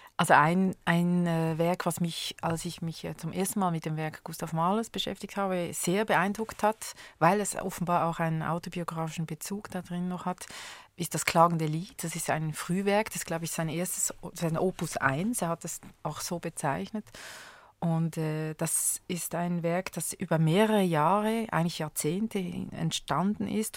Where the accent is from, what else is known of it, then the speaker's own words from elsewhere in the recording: Switzerland; in meiner Kindheit gab es in Schweiz